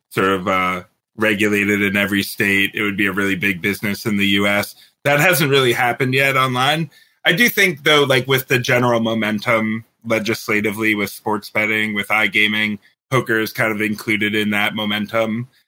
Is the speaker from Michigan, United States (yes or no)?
yes; Michigan, United States; Michigan. Yeah.